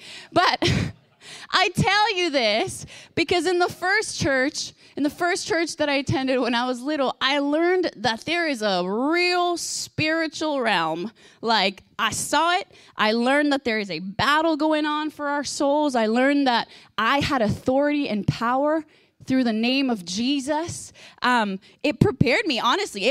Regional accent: Guatemala; I was born in Guatemala, and so I've gone to experience, like, lots of different expressions in the body and in the church.

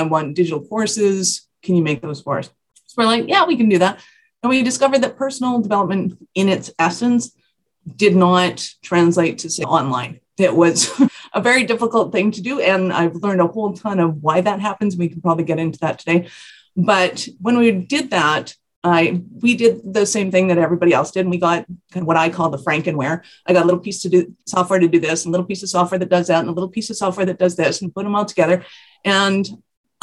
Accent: Calgary, Alberta, Canada; I am from Calgary, Alberta, Canada

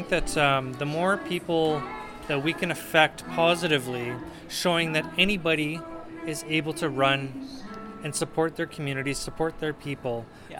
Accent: Calgary, Alberta, Canada; growing up in Forest Lawn, I decided that now is the time that I was going to run for MP.

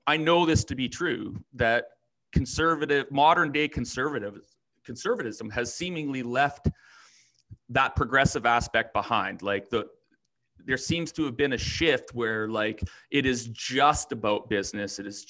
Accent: Saskatchewan, Canada; moved away; also born or lived in Alberta; So I grew up in Saskatchewan half my life. Other half of my life living in Alberta

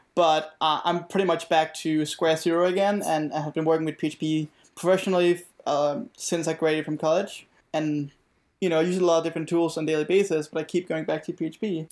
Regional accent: Denmark; now in Virginia, United States; I'm originally from Denmark, and, um, yeah, and of course, now I live in Virginia

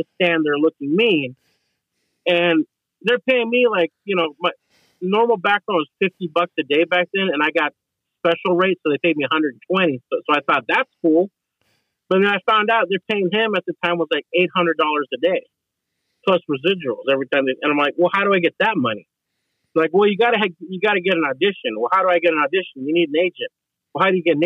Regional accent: Oregon, United States; moved away as an adult; now in Los Angeles, United States; I come from Oregon and, you know, I'm living here with all the rednecks and 4x4s and pickup trucks.

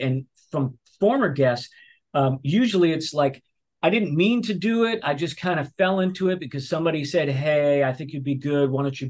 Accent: Massachusetts, United States; I grew up in Massachusetts as well.

